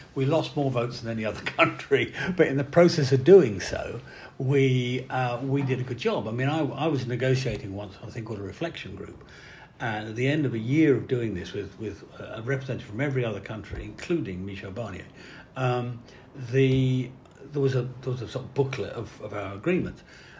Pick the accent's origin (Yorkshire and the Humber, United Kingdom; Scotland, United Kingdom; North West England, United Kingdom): Yorkshire and the Humber, United Kingdom; I speak as a Yorkshireman